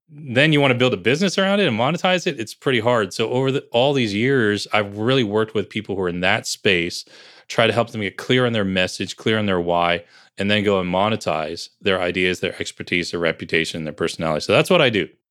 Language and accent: English; Bergen County, New Jersey, United States; also born or lived in Piscataway, New Jersey; I grew up in New Jersey